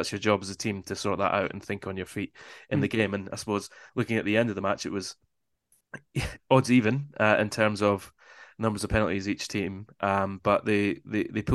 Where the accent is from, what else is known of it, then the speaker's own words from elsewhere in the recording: Scotland, United Kingdom; a Scotsman